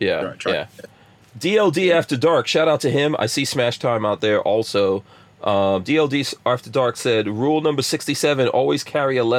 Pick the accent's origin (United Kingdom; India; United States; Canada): United States; New York; now in Florida, United States; growing up in New York